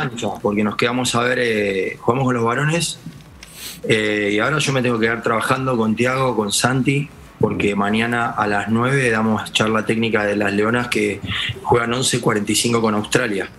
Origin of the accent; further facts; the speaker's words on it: Argentina; soy argentino y, eh, amo mi país